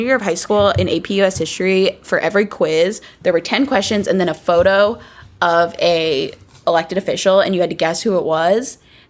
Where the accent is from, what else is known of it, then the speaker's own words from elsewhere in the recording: San Antonio, Texas, United States; I'm from San Antonio.